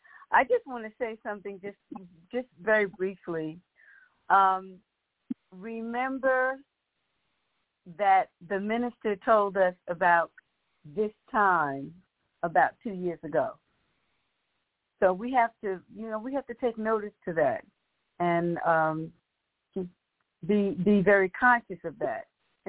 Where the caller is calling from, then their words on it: Raleigh, North Carolina, United States; I'm calling from Raleigh, North Carolina